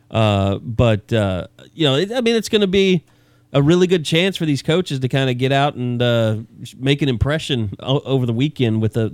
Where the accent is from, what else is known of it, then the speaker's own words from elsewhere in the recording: Oklahoma City, Oklahoma, United States; growing up in Oklahoma, folks. Yeah, Oklahoma City.